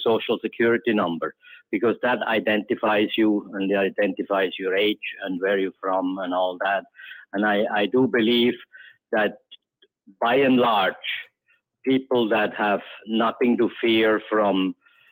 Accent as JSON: {"language": "English", "country": "Switzerland", "tie": "born or raised there", "moved": "yes", "lives_now": "Cayman Islands", "said": "growing up in Switzerland"}